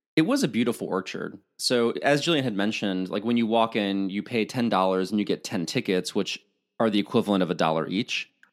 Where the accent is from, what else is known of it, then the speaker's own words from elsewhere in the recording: Illinois, United States; now in California, United States; I'm from Illinois, there are orchards up the yin yang